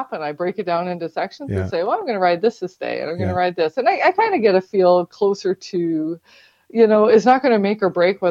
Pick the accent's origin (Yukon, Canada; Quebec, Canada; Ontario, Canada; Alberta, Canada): Ontario, Canada; Pembroke; born there; also born or lived in Petawawa / New Brunswick / Newfoundland; Well, I was born in the Pembroke Hospital, but my family lived in Petawawa and New Brunswick and Newfoundland.